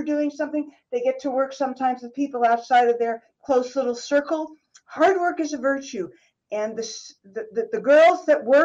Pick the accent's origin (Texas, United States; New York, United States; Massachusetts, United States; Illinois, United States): New York, United States; I grew up in New York State